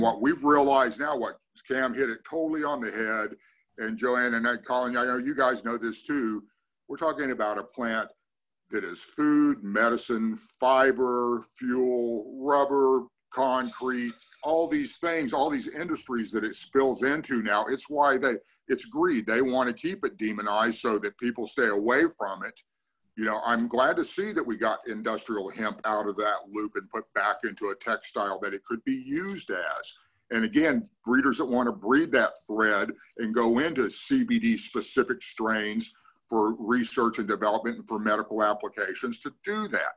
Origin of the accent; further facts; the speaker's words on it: Ukiah, California, United States; also born or lived in Longvale, California / Willits, California; I was raised in Ukiah. I am a NorCal through and through